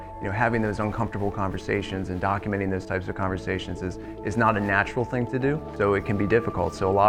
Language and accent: English; York County, Pennsylvania, United States; I grew up in York County. I went to Dallastown and made my way over to Shippensburg